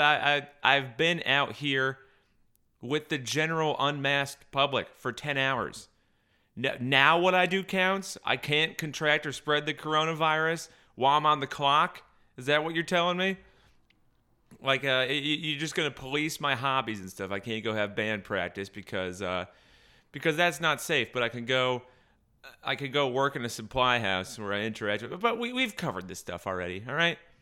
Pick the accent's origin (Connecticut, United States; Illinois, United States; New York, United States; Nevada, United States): Connecticut, United States; near Berlin; I grew up right near Berlin, Connecticut